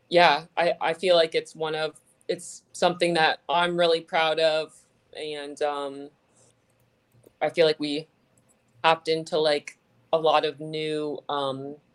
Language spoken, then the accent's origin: English; Fort Lauderdale, Florida, United States; moved away; I grew up in like Fort Lauderdale, so like South Florida.